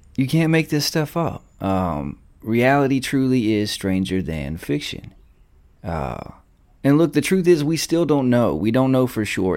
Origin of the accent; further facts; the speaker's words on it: Alabama, United States; accent: Southern twang; I know I'm from Alabama. I talk with a little bit of a Southern twang